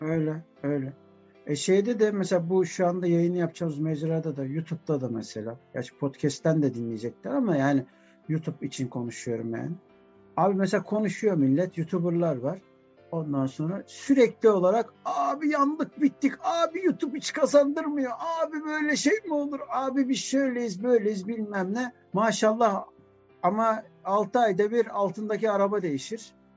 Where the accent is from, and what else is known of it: Turkey